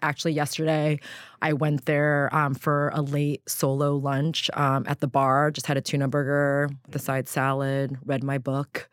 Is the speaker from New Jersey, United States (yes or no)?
no; Southern California, United States; I grew up in Southern California